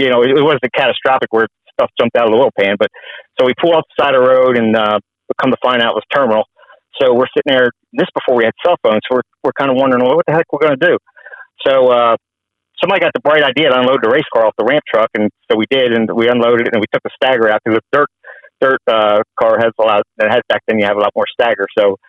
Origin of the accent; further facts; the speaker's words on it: Delaware, United States; I grew up in Delaware.